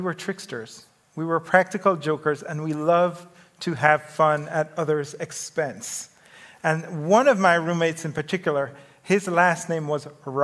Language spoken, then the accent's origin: English; Jamaica; moved away; I grew up in the Caribbean in Jamaica